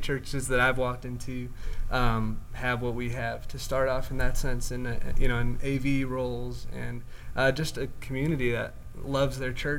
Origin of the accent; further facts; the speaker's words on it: Chicago, Illinois, United States; moved away; also born or lived in Pennsylvania; I'm coming from Pennsylvania, but I'm actually from Chicago.